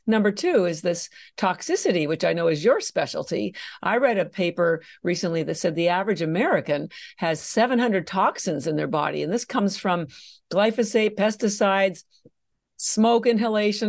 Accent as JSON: {"language": "English", "country": "Canada", "tie": "born or raised there", "moved": "as an adult", "lives_now": "Boston, United States", "said": "I'm actually Canadian, and I mention that because my, um, my family's all still in Canada. I did all my education in Canada"}